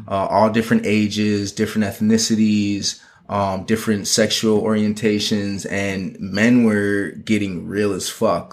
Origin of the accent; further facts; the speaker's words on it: Minneapolis, Minnesota, United States; moved away as an adult; now in Los Angeles, United States; I'm originally from Minneapolis and moved out to L A really to further my fashion career.